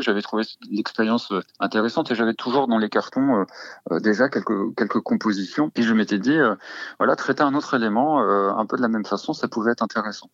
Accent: Normandy, France; je, suis euh, normand et là où j'ai grandi

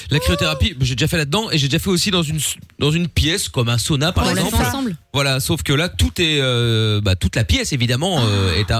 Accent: Portugal; En tant que portugais

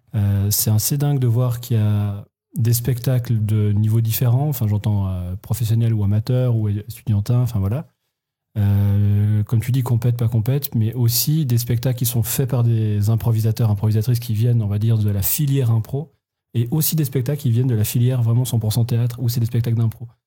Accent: Switzerland; en tant que Suisse

